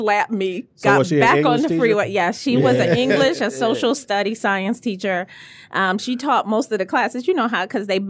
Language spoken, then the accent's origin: English; Detroit, Michigan, United States; longtime Detroiter, Cody Comic graduate.